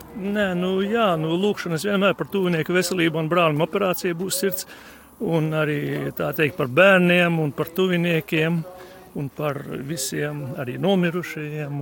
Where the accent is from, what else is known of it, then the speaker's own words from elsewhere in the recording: Līvāni, Līvāni Municipality, Latvia; Es tieši nāku no Līvāniem